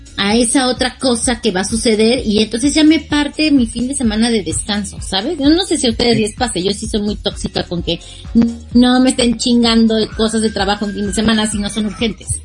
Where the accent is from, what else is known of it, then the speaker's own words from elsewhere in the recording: Mexico; como buena mexicana